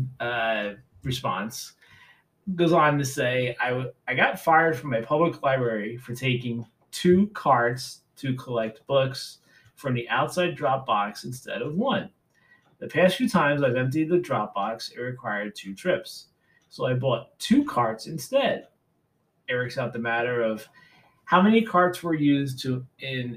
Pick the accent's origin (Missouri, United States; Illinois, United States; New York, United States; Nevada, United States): New York, United States; New York City; I grew up in New York City